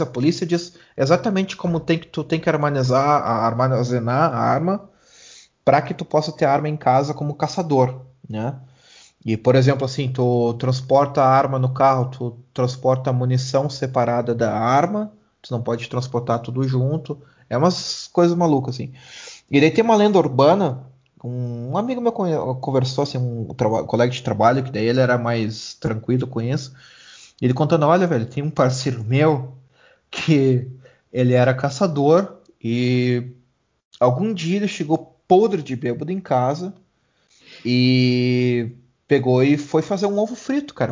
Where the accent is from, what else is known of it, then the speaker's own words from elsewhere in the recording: Brazil; now in Germany; eu saí do Brasil